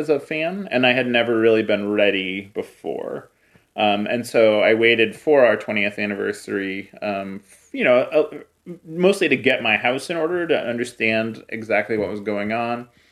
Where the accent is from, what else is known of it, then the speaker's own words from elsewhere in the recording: Cleveland, Ohio, United States; I grew up in Cleveland